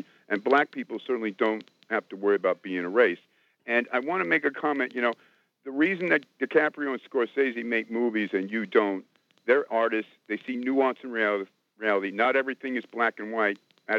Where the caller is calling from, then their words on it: White Plains, New York, United States; Hey, John, it's … up in White Plains.